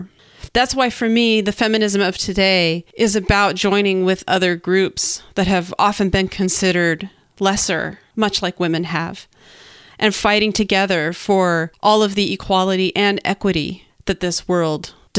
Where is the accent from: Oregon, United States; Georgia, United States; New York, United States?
Oregon, United States; Portland; I'm from Portland, Oregon.